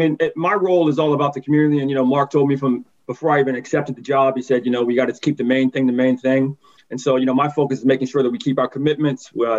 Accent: Baltimore, Maryland, United States; growing up in Baltimore my whole life

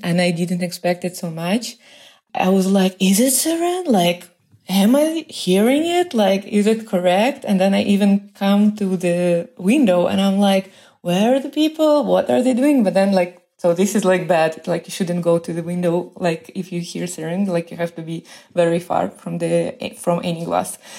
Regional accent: Moscow, Russia; moved away as an adult; now in Beersheba, Israel; I'm from Moscow

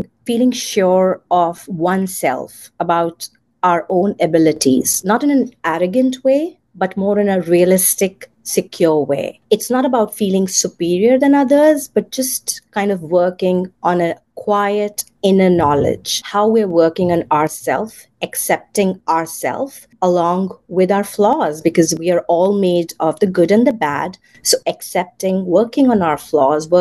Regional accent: India; moved away as an adult; now in United States; I was born in India, raised there, and I migrated to the United States after my marriage 14 years back.

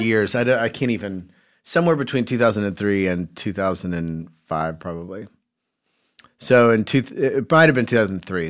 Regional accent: Carmel, Indiana, United States; I grew up in Carmel, Indiana

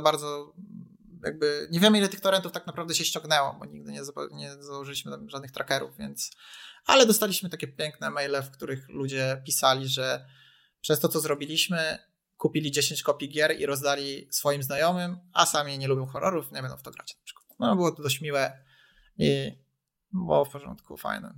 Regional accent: Poland; u nas y, w Polsce

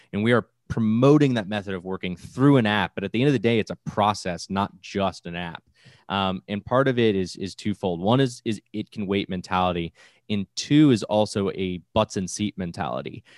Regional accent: Florida, United States; I'm from Florida. I live in the largest farming area in the East Coast

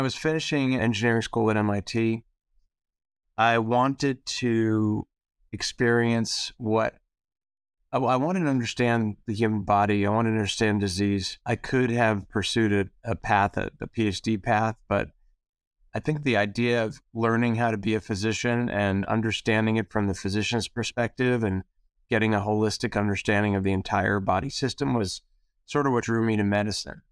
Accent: East Coast, United States; I grew up on the East Coast

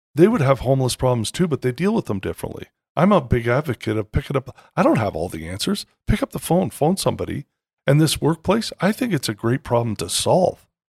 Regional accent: Canada; moved away; I'm also Canadian by birth

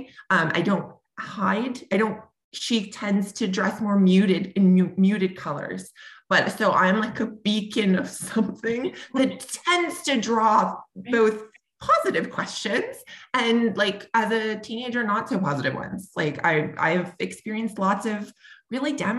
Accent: Sudbury, Ontario, Canada; also born or lived in Toronto; when I am in my hometown of Sudbury, Ontario, which is, you know, pretty homogenous in terms of the kinds of people. I mean, it's becoming more diverse over time, but when I grew up here

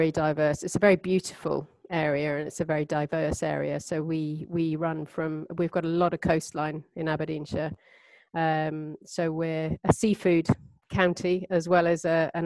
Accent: Cyprus; born there; also born or lived in India / Turkey; I was born in Cyprus. And then we moved to India, where my sister Emma Craigie was born. And then we moved on to Turkey after that.

